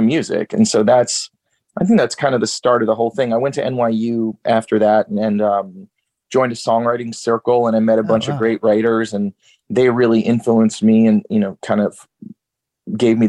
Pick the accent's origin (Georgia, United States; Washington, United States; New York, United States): Georgia, United States; also born or lived in Newark, New Jersey; now in Nashville, United States; And then I finished growing up in Georgia